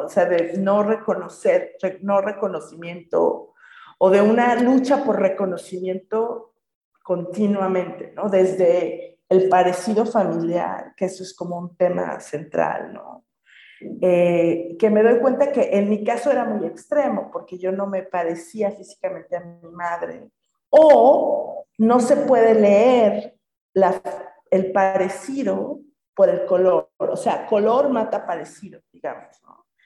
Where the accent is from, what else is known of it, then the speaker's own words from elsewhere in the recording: Mexico; moved away as an adult; also born or lived in England; Crecí en un contexto mestizo, pues soy mexicana